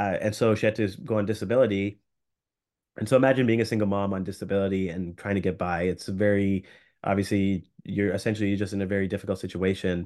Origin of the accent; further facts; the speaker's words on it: Canada; as a Canadian physician